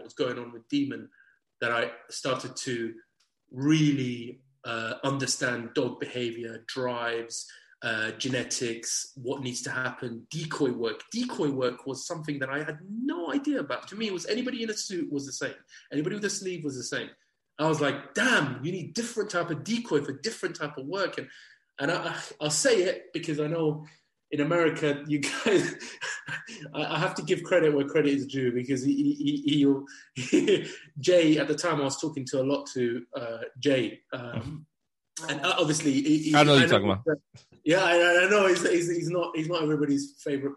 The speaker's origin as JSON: {"language": "English", "region": "England", "country": "United Kingdom", "said": "we're two English people gone over there"}